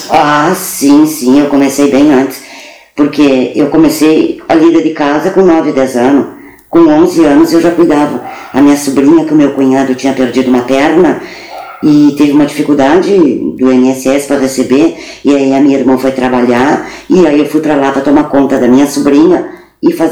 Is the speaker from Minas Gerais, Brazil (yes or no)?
no; Pelotas, Rio Grande do Sul, Brazil; born there; No Areal eu nasci em casa.